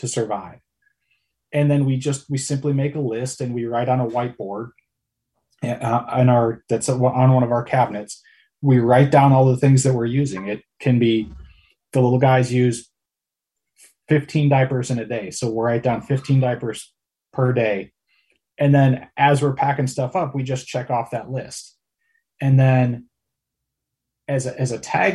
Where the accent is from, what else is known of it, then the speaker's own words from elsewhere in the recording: Wisconsin, United States; we went camping every weekend growing up in Wisconsin